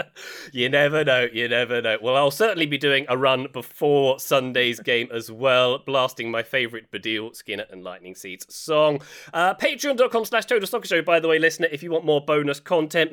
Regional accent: England, United Kingdom; as an English person

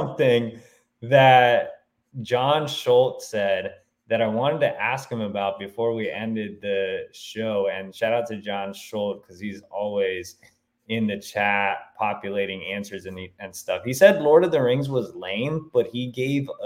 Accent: the South, United States; I'm from the South

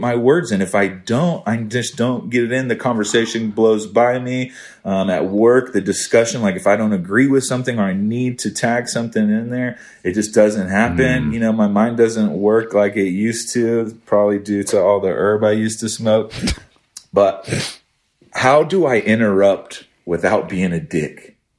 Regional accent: East Texas, United States; I'm from East Texas.

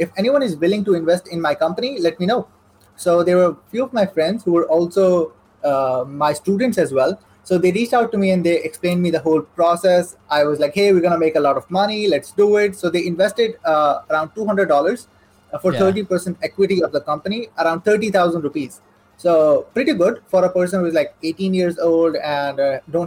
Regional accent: Saudi Arabia; English is a second language; moved away as an adult; now in Pakistan; I'm born and raised in Saudi Arabia. So I spent my whole life over there. I lived there for almost like 18 years

